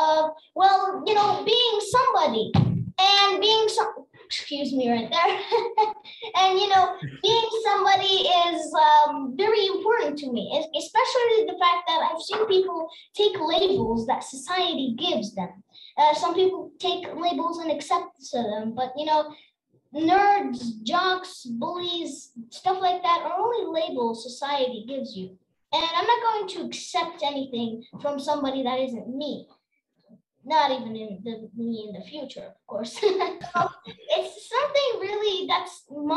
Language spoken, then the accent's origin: English; Algeria; I'm from Algeria